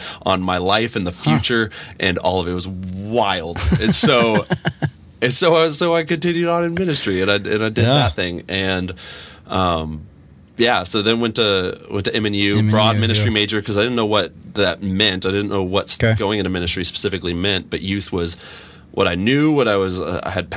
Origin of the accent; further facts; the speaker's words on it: Olathe, Kansas, United States; also born or lived in Dallas, Texas; I grew up in Olathe.